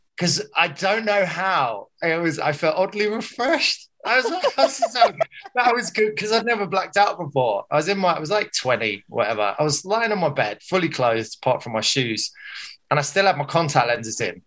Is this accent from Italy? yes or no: no; Surrey, South East England, United Kingdom; moved away as an adult; also born or lived in Liverpool; I was from Surrey